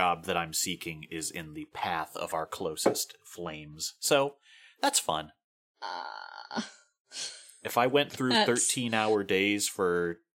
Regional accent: Ireland; as an Irish guy

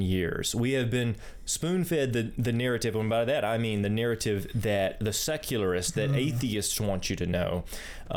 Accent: United States; I'm from the United States

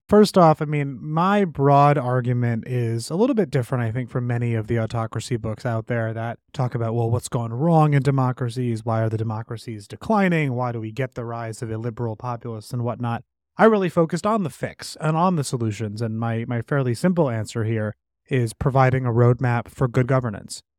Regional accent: New York City, New York, United States; I grew up in New York City

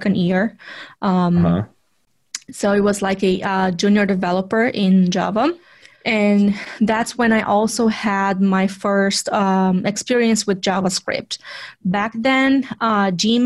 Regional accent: Vitória, Espírito Santo, Brazil; moved away as an adult; also born or lived in São Paulo, Brazil; now in United States; I was still living in Vitória. Which is my hometown in Brazil

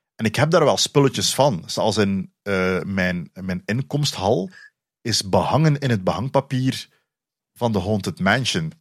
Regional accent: Flanders, Belgium; accent: Flemish; mijn Vlaams dialect

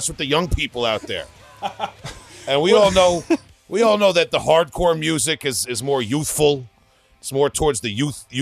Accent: Long Island, New York, United States

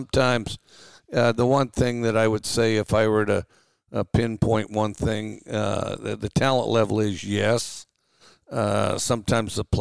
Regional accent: Wyoming, United States; also born or lived in Valdosta, Georgia / Daphne, Alabama; now in Starkville, United States; I grew up in Wyoming

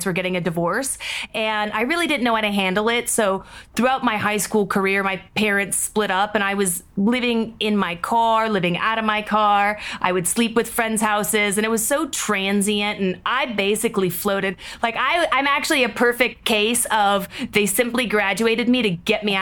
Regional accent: Seattle, Washington, United States; moved away as an adult; I grew up in Seattle, Washington

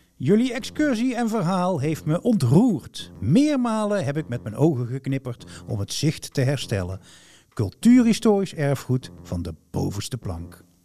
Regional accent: North Brabant, Netherlands; accent: Brabants; Ik heb een Brabants accent. Daar ben ik me terdege bewust van.

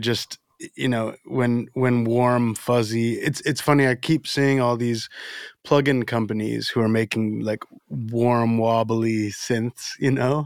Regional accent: Florida, United States; also born or lived in Dominican Republic; I was born in the Dominican Republic and, and grew up in Florida

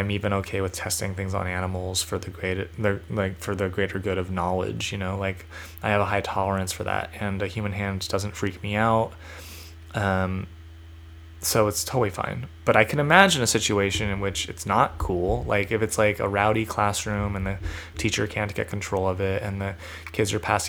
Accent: California, United States; I identify as a Californian

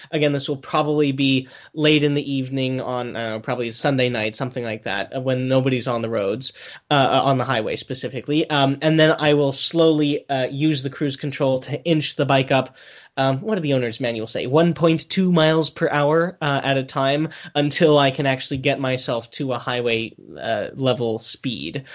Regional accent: United States; I'm American

